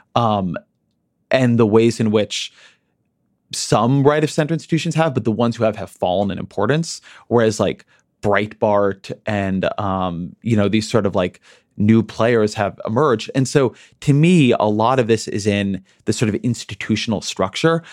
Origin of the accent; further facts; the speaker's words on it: United States; I'm an American. Alabama's part of my country